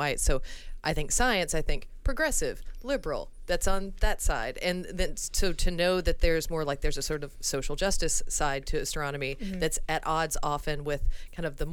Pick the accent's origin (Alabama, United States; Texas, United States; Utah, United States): Alabama, United States; moved away; I'm from Alabama, and you know, when I talk to people I went to school